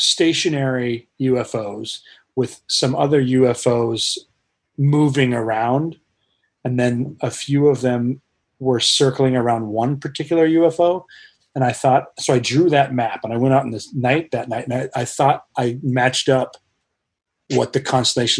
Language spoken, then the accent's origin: English; Colorado, United States; moved away; I grew up in Colorado